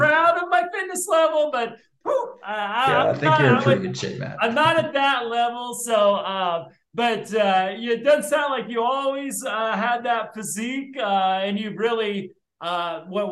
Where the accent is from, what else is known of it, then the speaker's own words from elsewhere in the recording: South Bend, Indiana, United States; moved away as an adult; also born or lived in Muncie, Indiana / West Lafayette, Indiana; I was born in South Bend